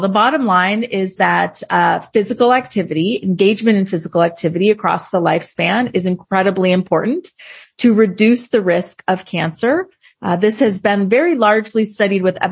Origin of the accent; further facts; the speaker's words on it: Southern California, United States; moved away as an adult; also born or lived in Los Angeles, United States; now in Boston, United States; I'm actually from Southern California